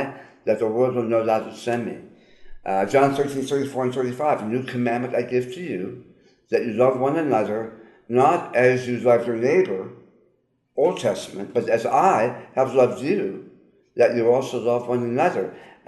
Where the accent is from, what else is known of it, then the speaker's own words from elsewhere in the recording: Long Beach, California, United States; well, just briefly, I grew up in Southern California. I grew up in Long Beach, California